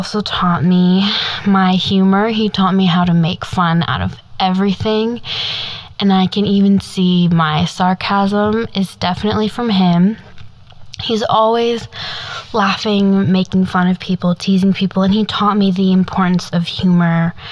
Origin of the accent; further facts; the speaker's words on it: Midwest, United States; growing up in the Midwest of the United States